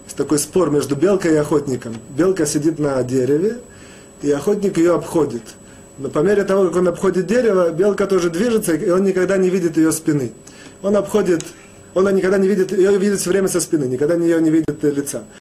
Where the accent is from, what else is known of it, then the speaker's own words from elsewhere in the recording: Russia; moved away; мы, евреи, выходцы из России